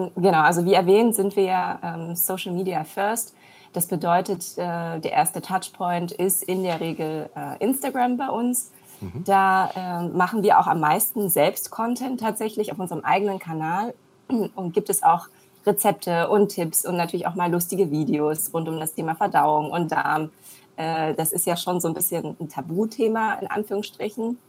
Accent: Germany; also born or lived in China; Ich bin gebürtige Chinesin, in Deutschland aufgewachsen

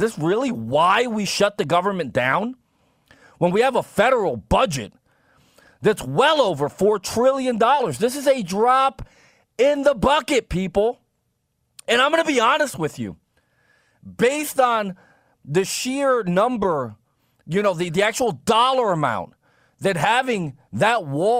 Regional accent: East Coast, United States; I'm a conservative from the East Coast

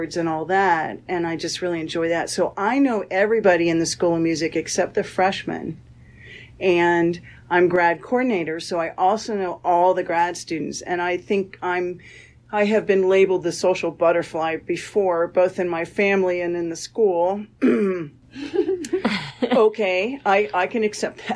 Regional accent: Indiana, United States; moved away as an adult; also born or lived in Iowa / Rochester, New York; now in Florida, United States; I'm originally from Indiana, and I did my undergraduate at Butler

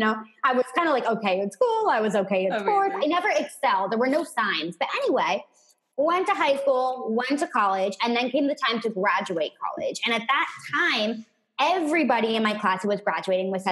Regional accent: San Francisco Bay Area, California, United States; I grew up in the San Francisco Bay Area in a very traditional family

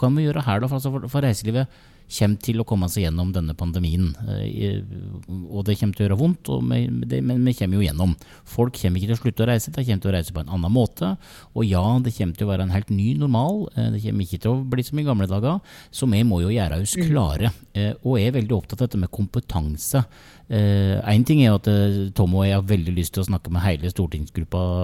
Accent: Geilo, Buskerud, Norway; jeg kommer jo fra, fra Geilo

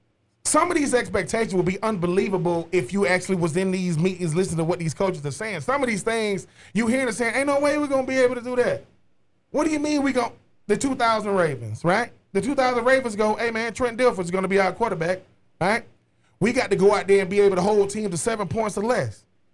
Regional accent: Florida, United States; I am from Florida. But you asked me who I expect to win it.

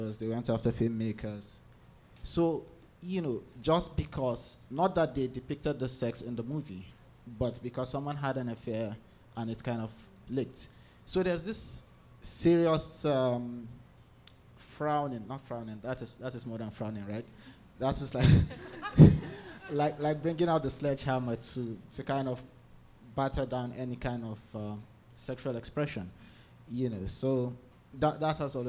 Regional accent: Jos, Plateau, Nigeria; So I'm from Nigeria. I was born in Jos, which is kind of north central Nigeria

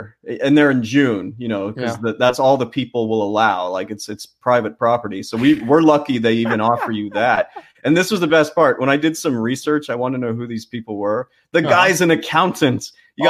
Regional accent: Canada; I don't have one drop of British blood in me. Never been to the country. I'm Canadian.

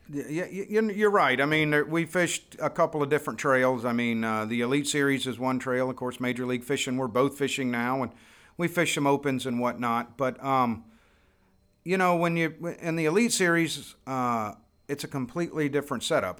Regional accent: Florida, United States; born or raised there

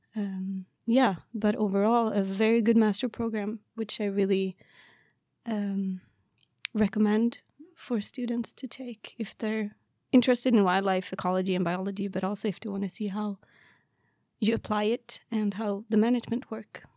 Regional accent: Karlstad, Värmland, Sweden; moved away as an adult; also born or lived in Lund, Sweden; now in Umeå, Sweden; I am from Värmland, Karlstad, which is, like, around Stockholm area

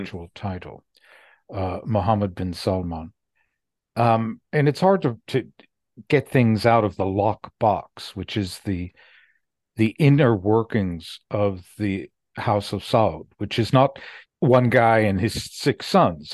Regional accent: United States; I'm an American and I'm a Jew

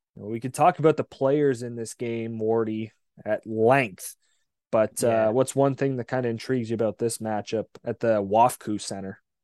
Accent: Windsor, Ontario, Canada; I grew up in Windsor

